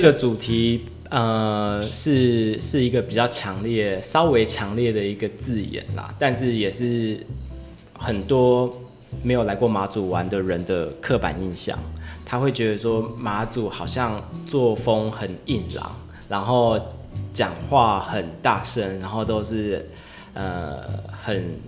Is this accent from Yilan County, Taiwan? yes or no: no; Taoyuan, Taiwan; moved away as an adult; now in Matsu, Taiwan; 我们是在桃园出生的当地人